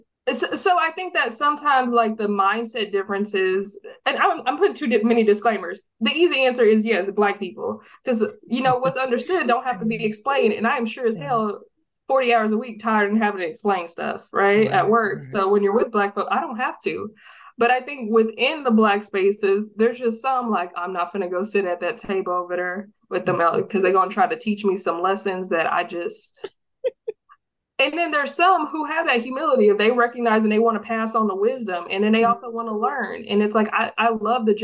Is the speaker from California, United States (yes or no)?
no; Texas, United States; I grew up in Texas, born and raised in Texas